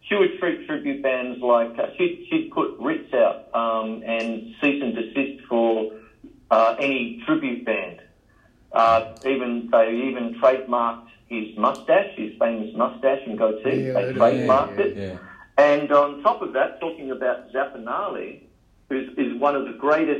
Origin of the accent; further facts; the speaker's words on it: Melbourne, Victoria, Australia; I grew up in the Dan O'Connell Hotel, you know, sort of thing with Dad